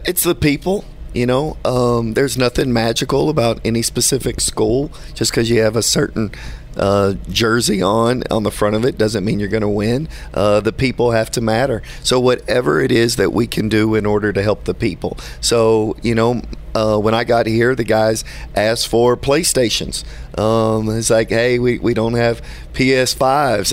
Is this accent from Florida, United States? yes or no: no; Houston, Texas, United States; Being from Houston